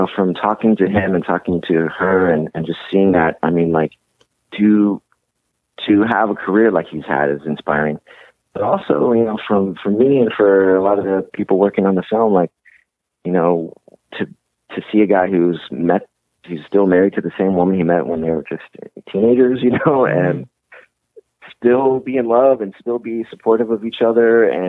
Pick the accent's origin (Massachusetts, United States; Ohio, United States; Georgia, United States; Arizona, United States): Georgia, United States; Atlanta; I'm from Atlanta. I was a Hawks fan.